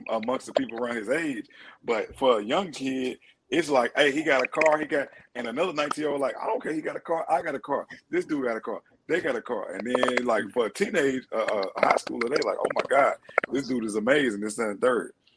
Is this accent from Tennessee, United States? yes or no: yes; Tennessee, United States; moved away; I came from this little town in Tennessee